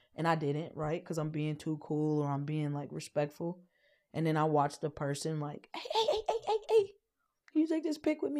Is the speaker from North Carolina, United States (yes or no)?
no; Wisconsin, United States; moved away; also born or lived in Chicago; I come from Wisconsin, Chicago